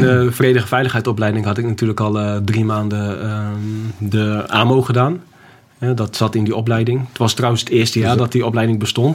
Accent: Groningen, Netherlands; also born or lived in Schiphol / Apeldoorn; ik kom uit Groningen.

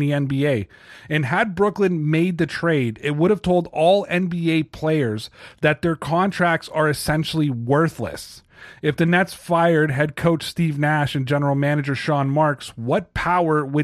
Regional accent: Toronto, Ontario, Canada; I'm from Toronto

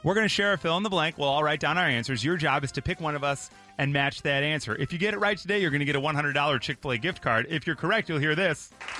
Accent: Park Ridge, Illinois, United States; Park Ridge. I was born there, just like Harrison Ford.

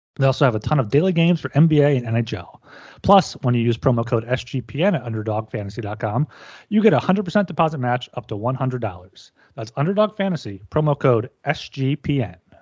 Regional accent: United States; as an American

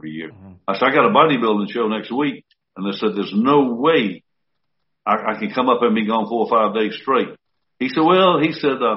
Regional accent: Columbus, Georgia, United States; moved away as an adult; also born or lived in Orlando, Florida; Hit my hometown right here

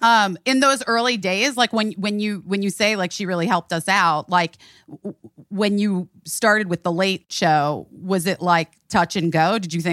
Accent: Scottsdale, Arizona, United States; also born or lived in Chicago; I grew up in Scottsdale. I was born in Chicago. I grew up in Scottsdale.

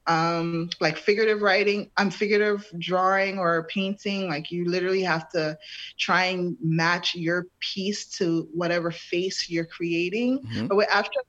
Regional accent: New York City, New York, United States; also born or lived in Brooklyn, New York; I'm from New York City. I was born and raised in Harlem, moved to Brooklyn when I was 16 years old

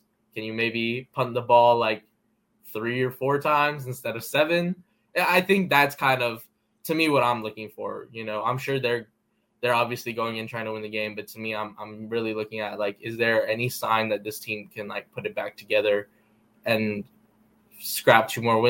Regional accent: the Bay Area, California, United States; I'm from the Bay Area.

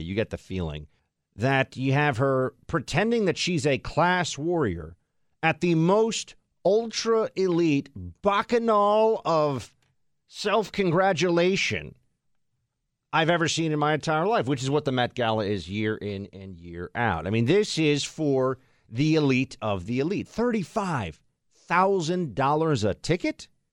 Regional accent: New York, United States; I grew up here in New York

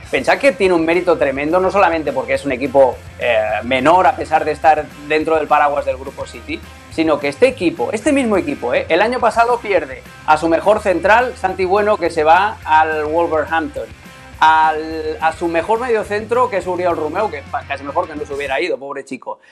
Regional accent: Catalonia, Spain; yo siendo catalán

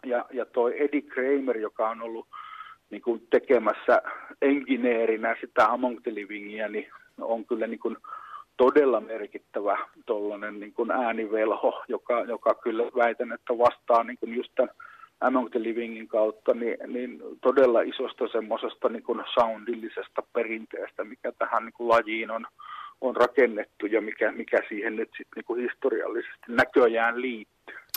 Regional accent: Pieksämäki, South Savo, Finland

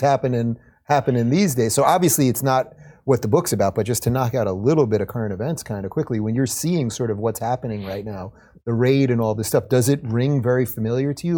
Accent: Long Island, New York, United States; I'm a Long Island guy

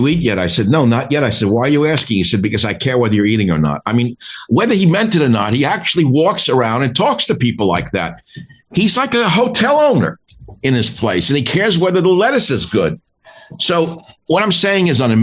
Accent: New York City, New York, United States; I'm from Queens and I know the shtick because I went to high school in the same area

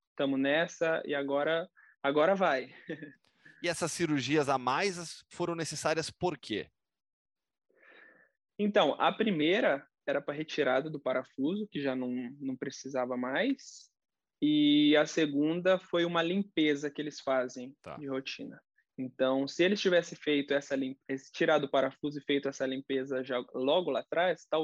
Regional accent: Curitiba, Paraná, Brazil; Você é de Curitiba, né? Sou de Curitiba. É, eu fiz toda a reabilitação lá.

